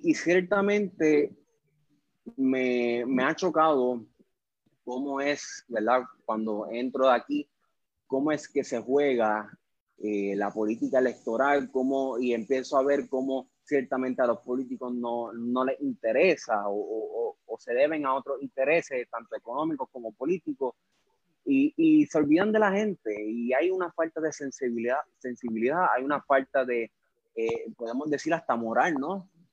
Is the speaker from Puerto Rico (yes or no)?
yes; Puerto Rico; cuando los puertorriqueños nos vamos de, nuestra patria, lo primero que nosotros hacemos es identificarnos como puertorriqueños